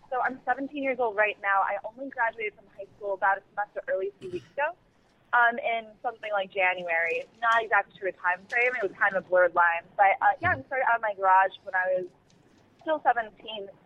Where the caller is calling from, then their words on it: Lake County, Illinois, United States; I'm calling from Lake County, Illinois.